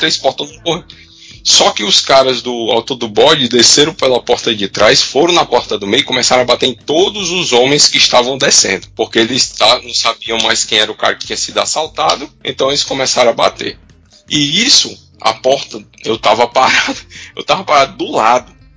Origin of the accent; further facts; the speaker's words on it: Aracati, Ceará, Brazil; also born or lived in Fortaleza; Eu nasci em Aracati, no Ceará, e meu pai, a gente morava na casa pastoral, atrás da primeira igreja batista em Aracati